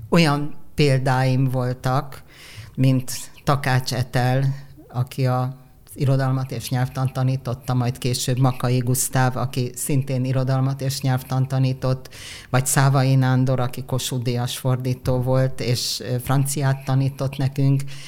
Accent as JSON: {"language": "Hungarian", "region": "Budapest", "country": "Hungary", "tie": "born or raised there", "said": "ide születtem én is"}